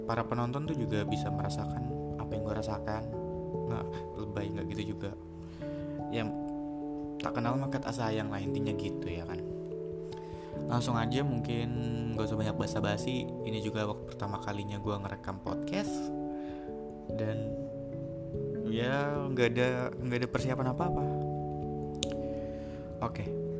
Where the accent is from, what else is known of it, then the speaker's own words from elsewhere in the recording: Bekasi, West Java, Indonesia; born there; Gue lahir di Bekasi Di tanggal 24 Mei tahun rahasia